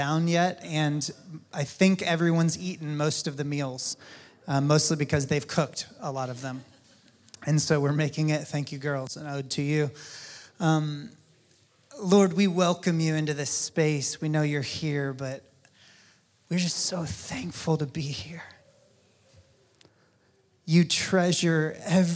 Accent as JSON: {"language": "English", "region": "North Carolina", "country": "United States", "tie": "born or raised there", "moved": "yes", "lives_now": "Kansas City, United States", "said": "my home state, North Carolina"}